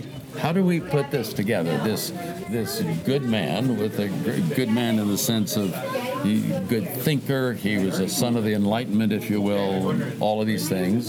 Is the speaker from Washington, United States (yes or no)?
no; Oakland, California, United States; I'm a kid from East Oakland, California.